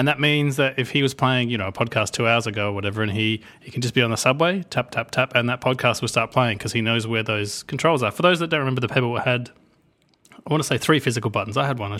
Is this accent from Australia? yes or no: yes; Australia; I should know. I'm from Australia. Like we grow these things.